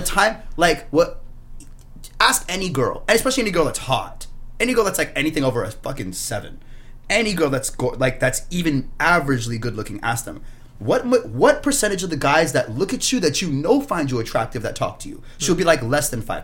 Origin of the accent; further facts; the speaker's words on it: Brampton, Ontario, Canada; I grew up in Brampton. I grew up with these guys.